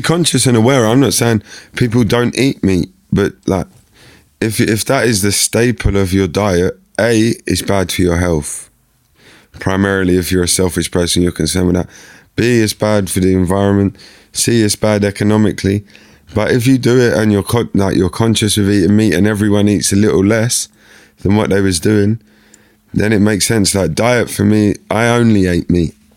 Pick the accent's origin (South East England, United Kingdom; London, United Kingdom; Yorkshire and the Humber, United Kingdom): London, United Kingdom; the area where I grew up in Eltham